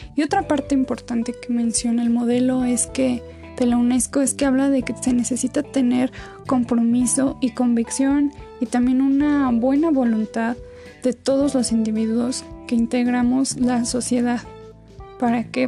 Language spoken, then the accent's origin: Spanish; Mexico